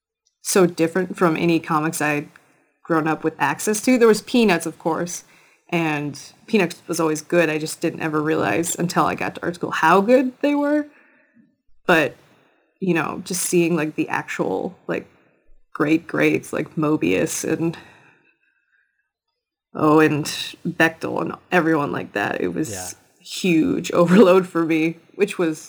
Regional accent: rural Wisconsin town near Minneapolis, United States; I grew up near Minneapolis, but I really spent most of my time in this tiny, tiny rural Wisconsin town right across the border

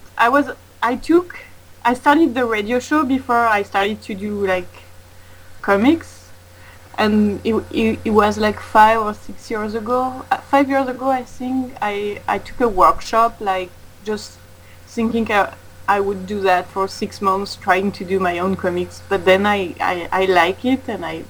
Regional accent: France; moved away as an adult; now in Montreal, Canada; I'm from France

